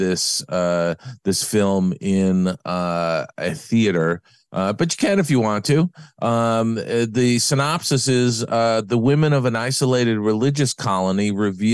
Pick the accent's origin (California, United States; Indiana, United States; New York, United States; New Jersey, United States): New York, United States; I was growing up in New York